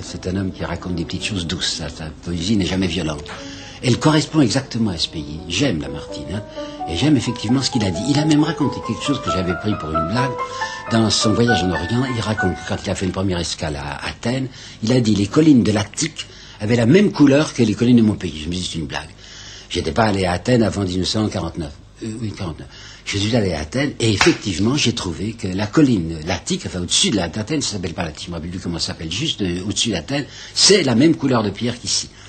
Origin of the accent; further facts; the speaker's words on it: Mâcon, Bourgogne-Franche-Comté, France; je suis dans mon pays, puisque comme je vous dis, je suis né à Macon, et je suis très attaché à ce pays par des souvenirs d'enfance